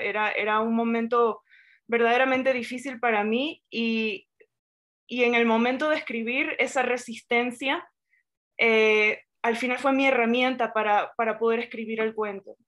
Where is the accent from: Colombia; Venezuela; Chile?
Venezuela; nosotros como venezolanos